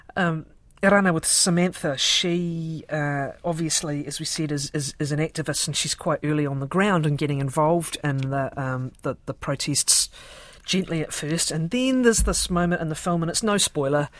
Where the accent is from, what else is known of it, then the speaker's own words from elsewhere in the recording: Dunedin, Otago, New Zealand; I grew up in Dunedin, and I was there